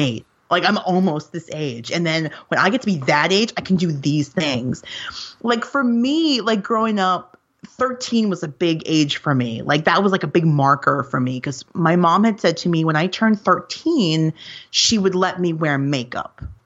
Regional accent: New York, United States; I grew up here in New York

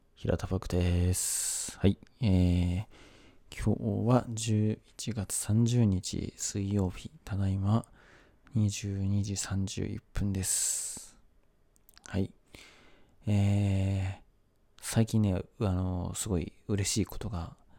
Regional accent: Zama, Kanagawa, Japan; 僕、生まれも育ちも神奈川県座間市なんですけど

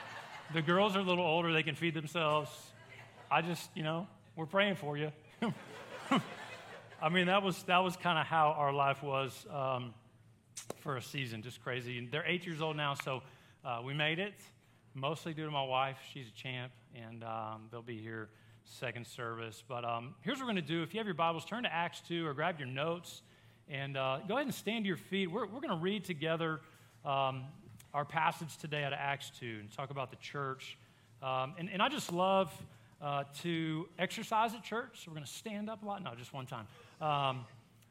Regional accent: Baton Rouge, Louisiana, United States; moved away as an adult; now in Hot Springs, United States; I grew up in Baton Rouge, a college town.

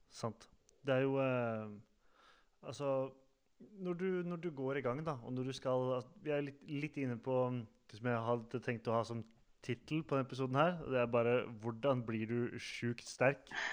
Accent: Sande, Vestfold, Norway; moved away; Jeg er jo også fra Sande i Vestfold

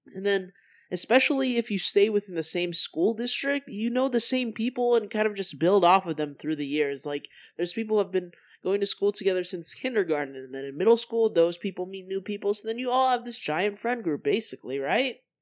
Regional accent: Colorado, United States; moved away as an adult; also born or lived in California; I moved to Colorado from California

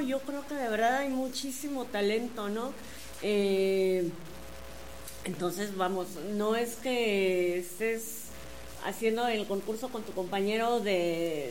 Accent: Querétaro, Mexico; Somos dos queretanos

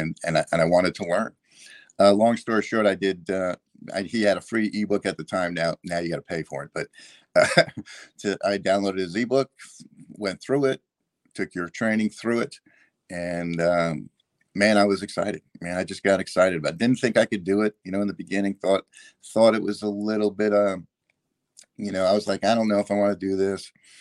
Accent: Georgia, United States; He said he was from Georgia. I'm from Georgia.

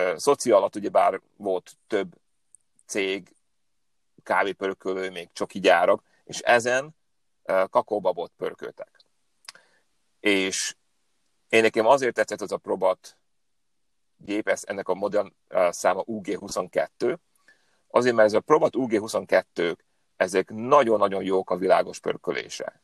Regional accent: Upper Hungary, Hungarian from Slovakia, Felvidék, Slovakia; moved away as an adult; also born or lived in Hetény / Budapest; now in California, United States; én egy felvidéki magyar vagyok, aki most már tíz éve Kaliforniában él.

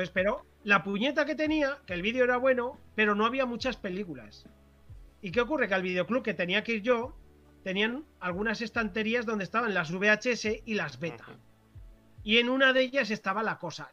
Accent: Corella, Navarre, Spain; now in Pamplona, Spain; la ciudad de Tudela, que está cerca de mi pueblo

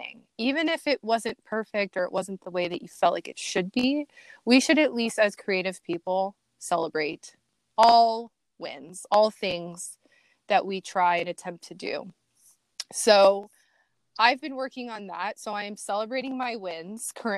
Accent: Iowa, United States; also born or lived in Los Angeles, California; now in Jacksonville, United States; I'm from Iowa. People from Iowa are cool. The Midwest

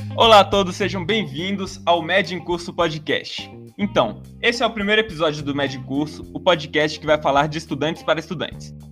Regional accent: Brasília, Federal District, Brazil; Eu venho de Brasília, sou natural de Brasília, fiz todo o meu processo escolar aqui

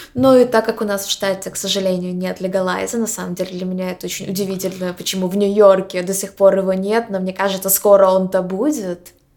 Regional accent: Ukraine; moved away as an adult; also born or lived in Poland / Boston; now in New York, United States; мы из Украины, мы несколько лет жили в Польше, и почти два года назад мы переехали в Америку

